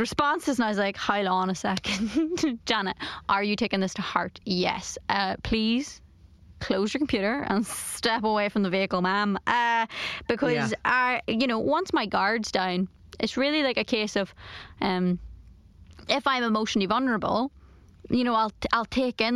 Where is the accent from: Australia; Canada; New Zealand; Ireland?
Ireland; I'm Irish